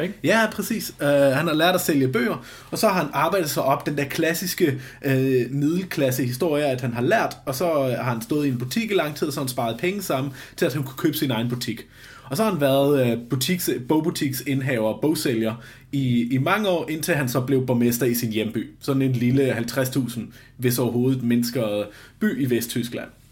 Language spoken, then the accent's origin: Danish; Flensburg, Schleswig-Holstein, Germany; now in Denmark; jeg er født og opvokset i Flensborg lige syd for grænsen